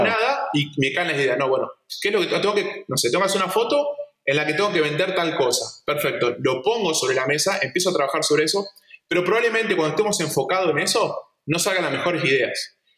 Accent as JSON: {"language": "Spanish", "town": "Esperanza", "region": "Santa Fe", "country": "Argentina", "said": "yo soy de Esperanza y estamos en, auto, en coche estamos a 6 horas de Buenos Aires"}